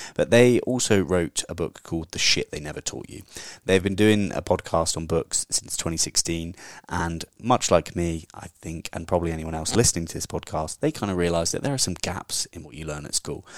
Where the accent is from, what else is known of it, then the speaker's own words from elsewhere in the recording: England, United Kingdom; I'm the English version of them